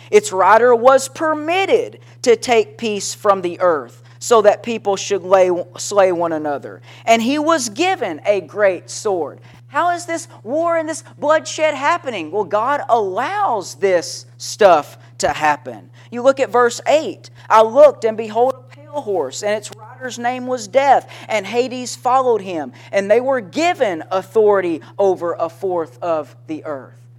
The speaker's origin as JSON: {"language": "English", "town": "Henderson", "region": "Tennessee", "country": "United States", "tie": "born or raised there", "said": "I was a kid growing up in Henderson, Tennessee, is where I was living at the time"}